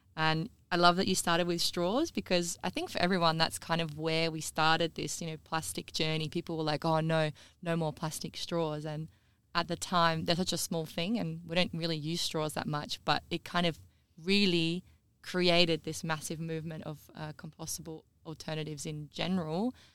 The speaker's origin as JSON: {"language": "English", "region": "South Australia", "country": "Australia", "also_born_or_lived": "Queensland", "said": "I'm from South Australia"}